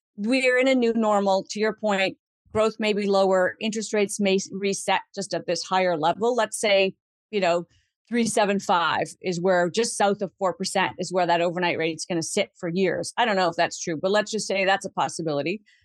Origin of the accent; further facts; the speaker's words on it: Canada; as a Canadian citizen who wants to continue to live in the country